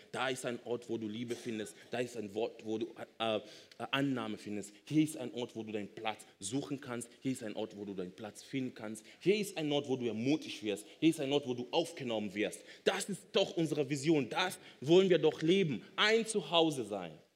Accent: Kenya; now in Germany; Ich komme ursprünglich aus Kenia, bin aber schon so lange in Deutschland

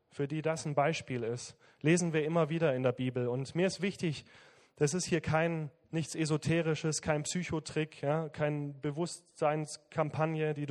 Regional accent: Southern Germany, Germany; Ich komme aus dem Süden, von daher muss ich da ein bisschen Werbung machen.

